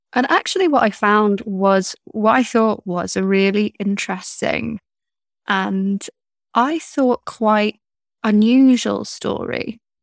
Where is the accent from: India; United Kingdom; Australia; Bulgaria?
United Kingdom; being British